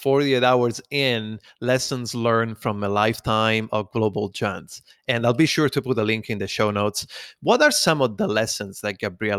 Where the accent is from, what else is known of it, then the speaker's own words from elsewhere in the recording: Rome, Lazio, Italy; moved away; I'm originally from Rome, Italy